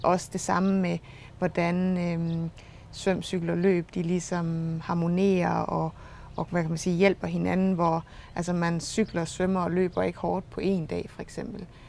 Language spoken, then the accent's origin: Danish; Struer, Central Denmark Region, Denmark; accent: Jutlandic; moved away; jeg er jo jøde, som man sagtens kan høre, og øh, jeg kommer fra Struer oprindeligt